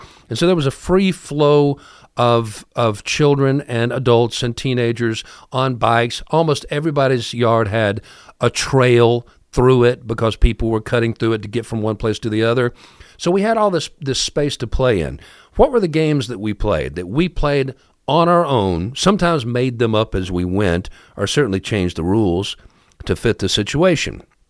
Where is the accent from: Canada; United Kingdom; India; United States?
United States; Ohio; In the neighborhood that I grew up in Ohio, we never, ever, ever were bored.